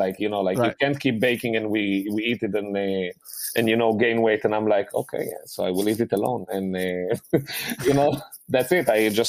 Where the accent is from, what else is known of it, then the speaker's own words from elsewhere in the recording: Rehovot, Central District, Israel; English is a second language; moved away; I grew up in Rehovot. There is a huge Yemenite population there.